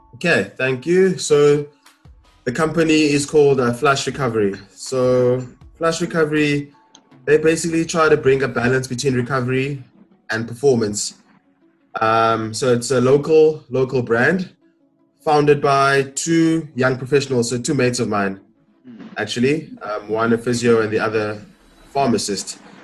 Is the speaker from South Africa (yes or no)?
yes; Port Elizabeth, Eastern Cape, South Africa; I'm born and raised in Port Elizabeth.